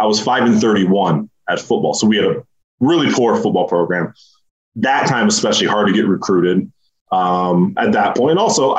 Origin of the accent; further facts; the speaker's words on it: Michigan, United States; So I wouldn't say I grew up in Spartan country, but my front door was 10 minutes from the Breslin.